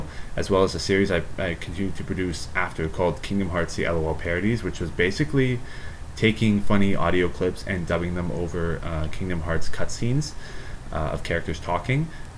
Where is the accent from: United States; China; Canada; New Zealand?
Canada; Ontario; I am born and raised in Canada, Ontario, Canada